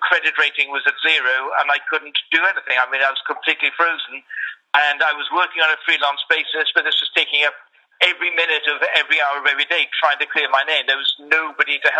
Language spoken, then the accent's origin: English; Wales, United Kingdom; now in London, United Kingdom; I'm originally from Wales. That's sort of my background, and been living in London for a while